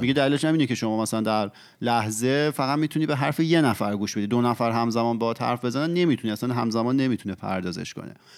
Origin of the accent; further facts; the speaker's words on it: Iran; ما که ایرانی هستیم